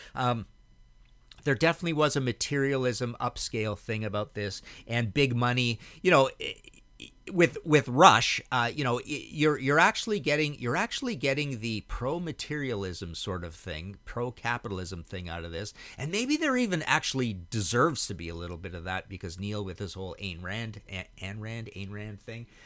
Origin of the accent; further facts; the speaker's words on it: Trail, British Columbia, Canada; moved away as an adult; also born or lived in Hamilton / Vancouver; where I grew up in Trail, B C